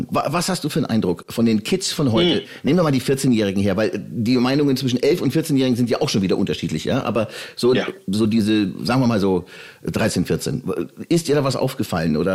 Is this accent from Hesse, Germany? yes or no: no; Bavaria, Germany; auch aus der Oberpfalz, aus meiner Heimat, wo ich herkomme